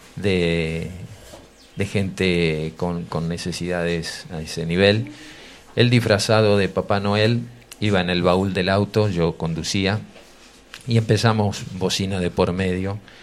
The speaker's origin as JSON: {"language": "Spanish", "town": "Ramallo", "region": "Buenos Aires Province", "country": "Argentina", "tie": "born or raised there", "said": "mi pueblo, un pueblo pequeño en su momento, hoy ya es ciudad, Ramallo"}